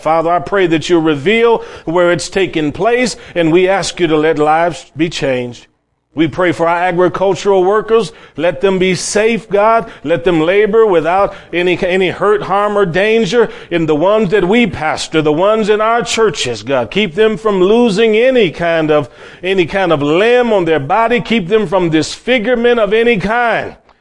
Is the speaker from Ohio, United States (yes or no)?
yes; Cleveland, Ohio, United States; I grew up in Cleveland, Ohio, my family were not Christian